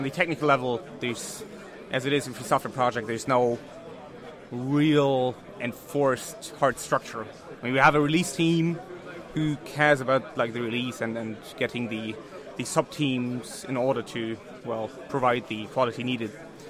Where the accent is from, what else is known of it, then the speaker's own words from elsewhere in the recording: North Germany, Germany; I'm from Germany, from the lovely north of Germany.